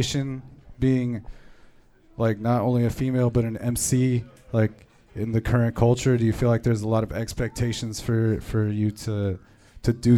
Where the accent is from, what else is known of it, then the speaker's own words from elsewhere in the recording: Southern California, United States; moved away as an adult; now in Portland, United States; growing up in Southern California